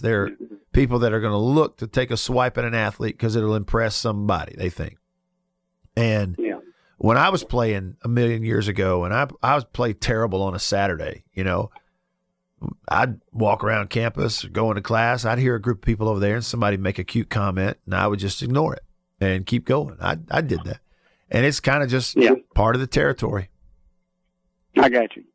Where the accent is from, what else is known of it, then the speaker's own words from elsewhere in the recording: Russellville, Alabama, United States; moved away; It's my hometown that I grew up in, Russellville, Alabama.